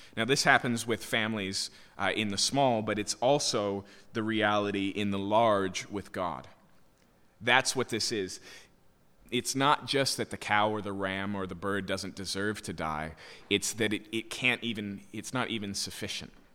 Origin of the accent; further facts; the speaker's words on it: Yakima, Washington, United States; When I was a kid, I grew up in Yakima, so farms are, are prevalent there